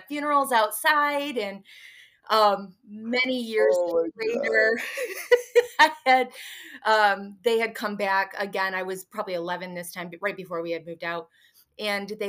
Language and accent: English; Kalamazoo, Michigan, United States; also born or lived in Lansing, Michigan; moved back to Kalamazoo, where I am from